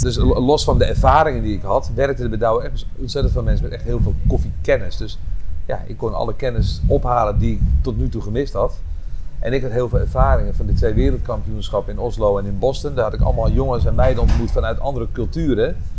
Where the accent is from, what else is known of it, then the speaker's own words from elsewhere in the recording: Enkhuizen, North Holland, Netherlands; ik kom uit Enkhuizen. Daar ben ik geboren en getogen in 1971.